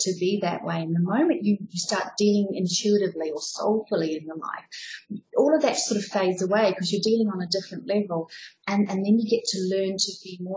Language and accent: English; New Zealand; moved away as an adult; also born or lived in Southeast Asia / Australia / Europe; So the funny accent is because I'm a New Zealander. I left New Zealand about 17 years ago, though, and I've been living around Southeast Asia, Australia